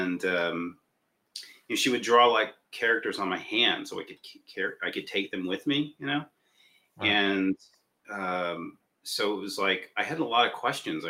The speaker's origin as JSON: {"language": "English", "town": "Los Angeles", "region": "California", "country": "United States", "tie": "born or raised there", "said": "I was born in LA. I was born in Hollywood, and my mom worked as an animator."}